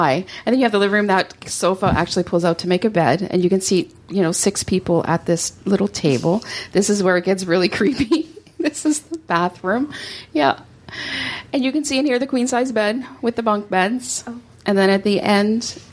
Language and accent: English; Canada; I'm Canadian